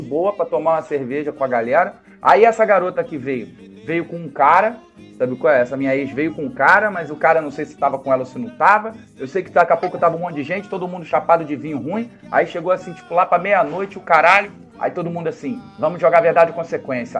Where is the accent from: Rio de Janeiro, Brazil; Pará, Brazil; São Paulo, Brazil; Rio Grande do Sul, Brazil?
Rio de Janeiro, Brazil; eu sou do Rio de Janeiro, capital